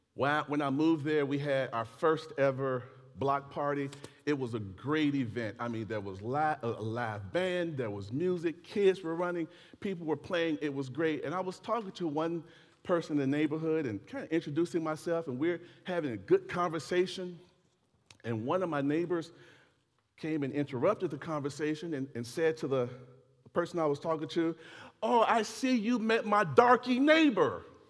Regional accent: United States; Yes, I am an American.

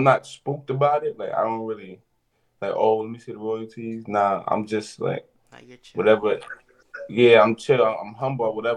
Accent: New York City, New York, United States; I'm from the Bronx uptown

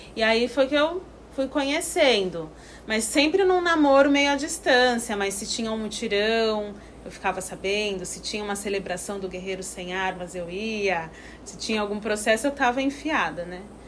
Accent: Santos, São Paulo, Brazil; moved away as an adult; now in Piracanga, Brazil; sou de Santos, litoral de São Paulo

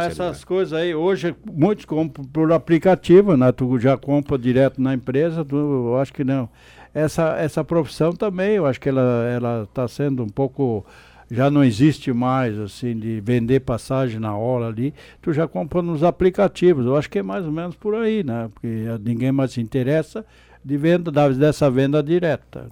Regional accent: Vale do Sol, Rio Grande do Sul, Brazil; quem se criou no interior, como eu me criei lá em Trombudo na época, hoje Vale do Sol

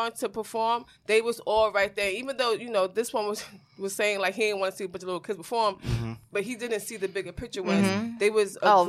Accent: New York City, New York, United States; I'm a New Yorker.

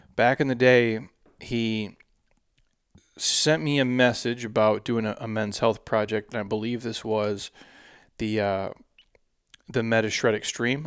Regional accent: Minnesota, United States; moved away as an adult; now in Scottsdale, United States; where I grew up in Minnesota

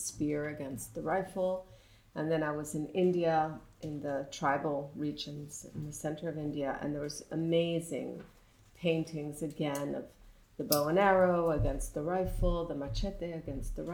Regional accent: Mexico City, Mexico; I grew up in Mexico City in very much a sort of environment of artists and writers and painters.

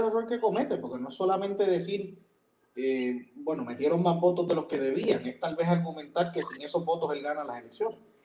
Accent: Puerto Rico; los puertorriqueños no pagamos, entre otras cosas, income tax

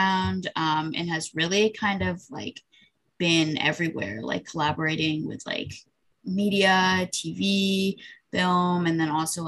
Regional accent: Chicago, Illinois, United States; we grew up in Chicago

